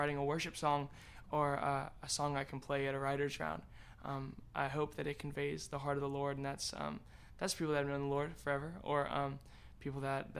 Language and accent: English; Florida, United States; also born or lived in Hawaii / Pensacola; now in Nashville, United States; Yeah, kind of grown up all over the place. I was born in Hawaii, mostly grown up in Florida.